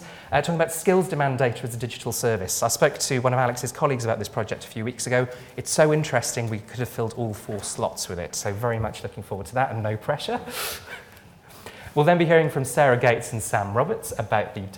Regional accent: Wales, United Kingdom; I'm Welsh

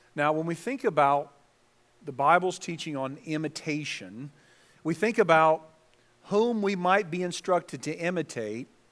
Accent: Southern California, United States; I was from Southern California

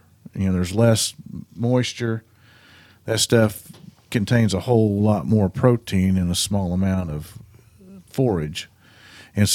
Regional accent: Kansas, United States; I grew up in Western Kansas, and I've got a farm in Eastern Kansas where my grandparents, you know, farmed and stuff.

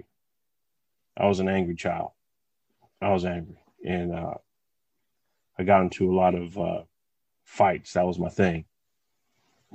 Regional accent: West Covina, California, United States; I was born and raised in West Covina, California

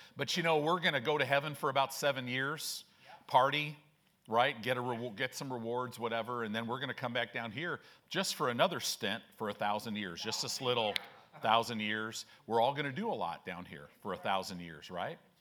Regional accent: Chicago, Illinois, United States; also born or lived in Southern California; now in Omaha, United States; I grew up in Chicago

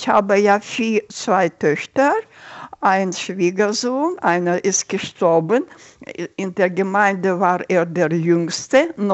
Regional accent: Almaty, Kazakhstan; Ich sage, ich bin aus Almata.

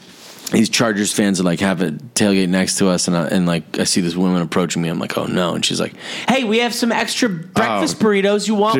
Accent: Massachusetts, United States; moved away; growing up in Massachusetts

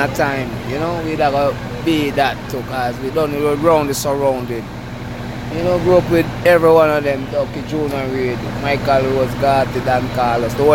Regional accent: Kingston, Jamaica; growing up in Waterhouse

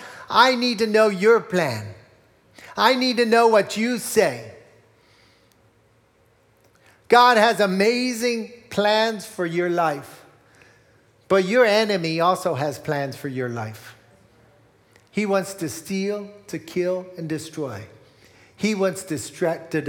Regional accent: Morgantown, Pennsylvania, United States; I grew up in Berks County in Morgantown, not too far from here

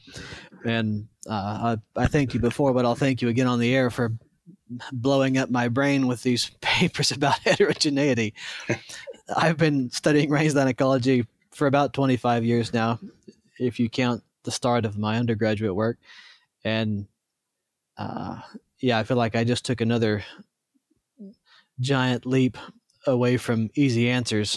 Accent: Ozarks of northern Arkansas, United States; accent: southern; moved away as an adult; also born or lived in Idaho; my southern accent comes out just a bit. I grew up in the Ozarks of northern Arkansas

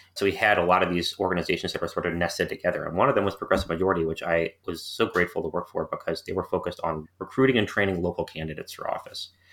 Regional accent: St. Louis, Missouri, United States; moved away; I grew up in Saint Louis, Missouri, where my family was, uh, living because my father was working for a local medical school

